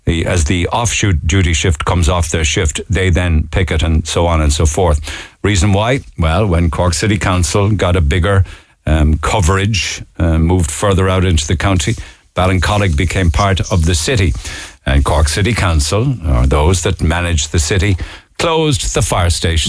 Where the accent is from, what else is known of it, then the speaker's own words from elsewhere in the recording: Romania; English is a second language; When someone asks me where I'm from, I always say I'm from Cyprus. He's also ashamed to say he's Romanian.